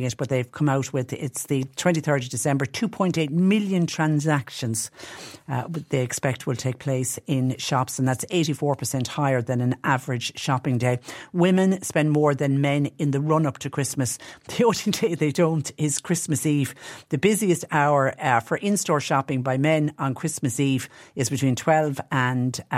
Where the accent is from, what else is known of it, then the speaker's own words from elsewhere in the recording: Tipperary, Munster, Ireland; growing up in Tipperary